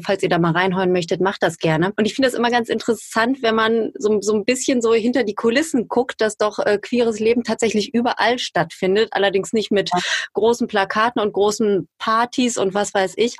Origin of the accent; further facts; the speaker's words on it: Duisburg, North Rhine-Westphalia, Germany; gebürtige Duisburgerin, so wie ich